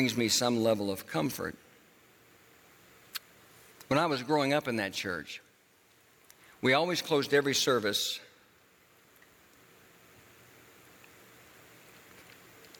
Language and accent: English; Tulsa, Oklahoma, United States; moved away; the church that I grew up in Tulsa, Oklahoma